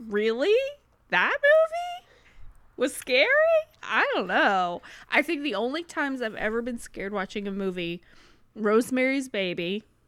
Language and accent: English; United States; we're Americans